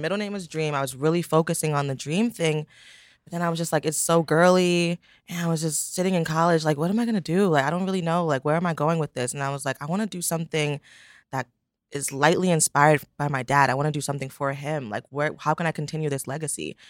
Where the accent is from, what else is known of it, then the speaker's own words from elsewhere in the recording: the Poconos, Pennsylvania, United States; also born or lived in Brooklyn, New York; I grew up in the Poconos, Pennsylvania, which surprises everyone. I was born, obviously, in Brooklyn.